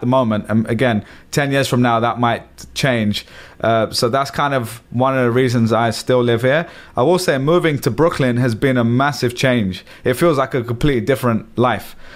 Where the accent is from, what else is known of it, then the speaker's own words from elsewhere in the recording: London, United Kingdom; moved away as an adult; now in New York, United States; I grew up in London, massive city.